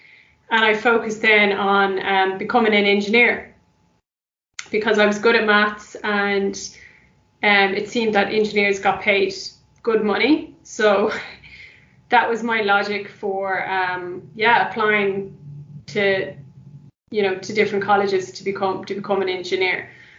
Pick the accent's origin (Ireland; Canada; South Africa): Ireland; Dublin, Leinster; born or raised there; also born or lived in London